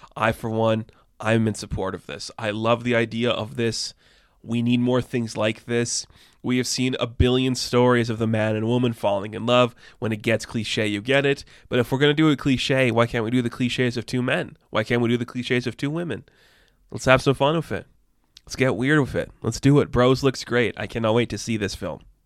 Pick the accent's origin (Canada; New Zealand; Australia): Canada; I'm Canadian